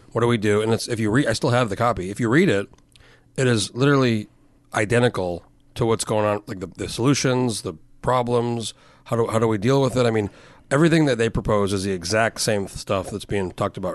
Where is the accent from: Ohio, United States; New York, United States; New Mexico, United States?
New Mexico, United States; moved away; I grew up in New Mexico and kind of predominantly white